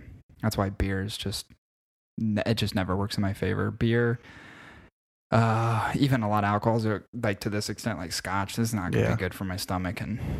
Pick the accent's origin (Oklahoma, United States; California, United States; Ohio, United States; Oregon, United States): Ohio, United States; we're from Ohio.